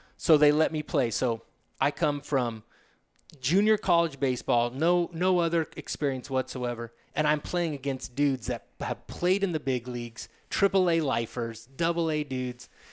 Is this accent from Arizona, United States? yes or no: yes; Sedona, Arizona, United States; also born or lived in Agoura Hills, California / Woodland Hills, California / Flagstaff, Arizona; at ten years o-, of age, we moved to Sedona from Agora Hills, Woodland Hills area